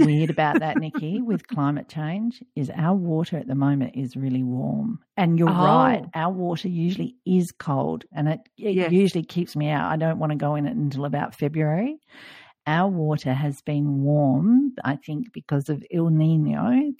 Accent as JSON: {"language": "English", "country": "Australia", "said": "as an Australian, it was like, no, this doesn't feel like summer swimming to me."}